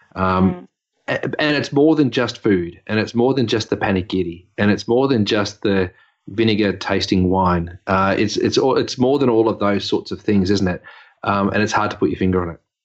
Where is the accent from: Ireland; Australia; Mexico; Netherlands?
Australia; Dandenong, Victoria; I grew up in um, Dandenong.